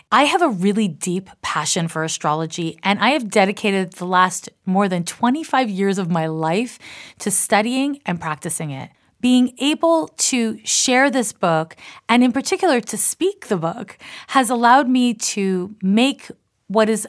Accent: Canada; accent: Canadian/American; now in United States; I was raised in Canada and I live in the US, and I have an accent that kind of dovetails between a Canadian and an American accent.

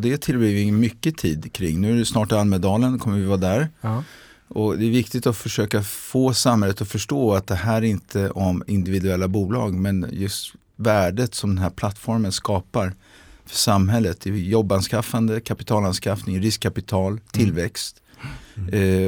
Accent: Milan, Lombardy, Italy; moved away as an adult; also born or lived in Brussels, Belgium / England / London, United Kingdom; now in Sweden; jag hade vuxit upp i Italien, eh, i Milano

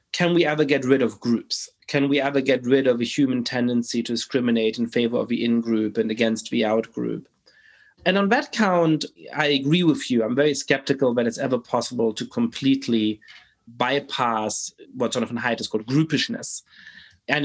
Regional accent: Germany; I grew up in Germany

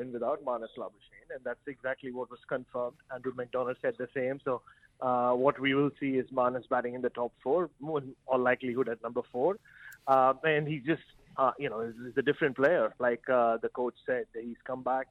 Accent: Mumbai, Maharashtra, India; moved away; I'm in my ancestral land, though I hail from Mumbai. My parents originally hail from Chennai

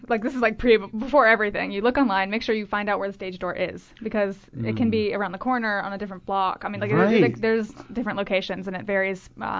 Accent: United States; I was from America

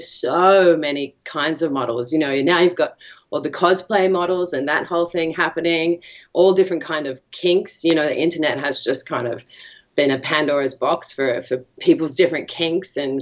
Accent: Australia; I'm from Australia

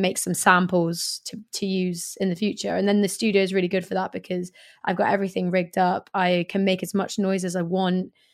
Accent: Swindon, South West England, United Kingdom; moved away as an adult; also born or lived in Hackney, London / Stoke Newington, London; now in London, United Kingdom; my hometown of Swindon

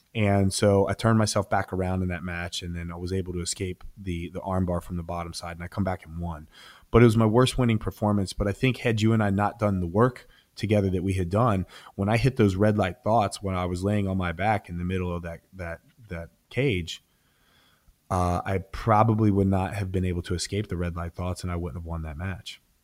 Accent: Ohio, United States; moved away; Columbus, Ohio. So I was, I was competing in my home state at the time.

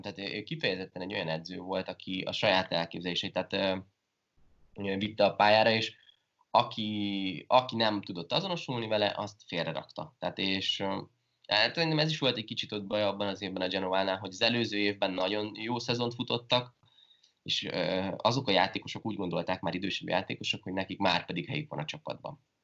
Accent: Hungary; moved away; also born or lived in France

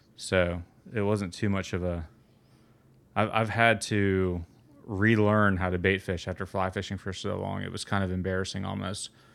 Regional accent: Atlanta, Georgia, United States; also born or lived in Florida; I grew up in Atlanta, and I spent a lot of my s, time in, in Florida

